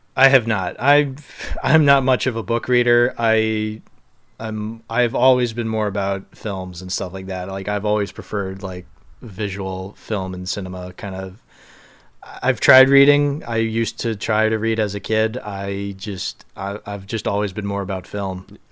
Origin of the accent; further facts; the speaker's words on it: Boston, Massachusetts, United States; also born or lived in Cape Cod; I'm from Boston